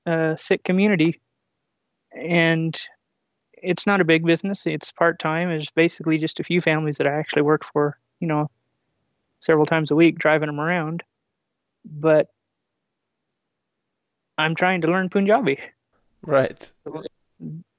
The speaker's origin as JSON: {"language": "English", "region": "California", "country": "United States", "said": "I'm from California"}